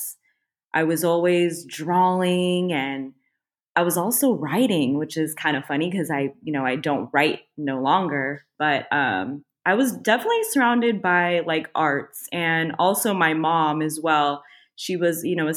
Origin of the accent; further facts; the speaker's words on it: Tracy, California, United States; also born or lived in Los Angeles, California; I was actually born in LA, but I was raised and I grew up actually in Northern California